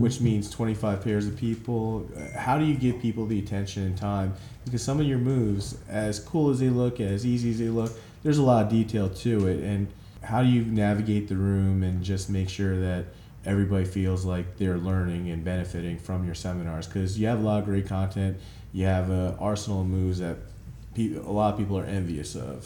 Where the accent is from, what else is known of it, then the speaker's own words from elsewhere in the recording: New Jersey, United States; I grew up in New Jersey